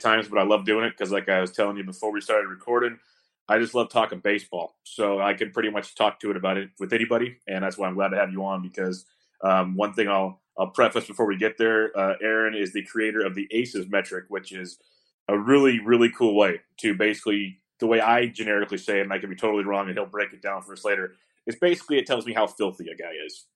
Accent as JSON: {"language": "English", "region": "West Coast", "country": "United States", "tie": "born or raised there", "said": "growing up in the West Coast my entire life"}